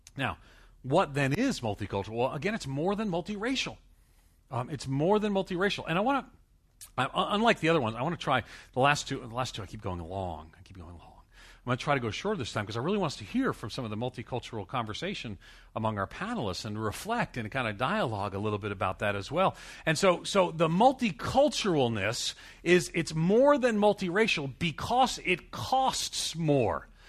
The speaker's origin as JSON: {"language": "English", "town": "New York City", "region": "New York", "country": "United States", "said": "I'm from New York, in New York City"}